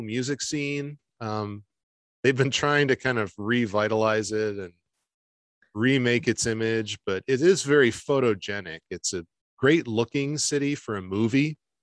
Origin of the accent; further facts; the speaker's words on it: Michigan, United States; moved away as an adult; also born or lived in Detroit; I'm from Michigan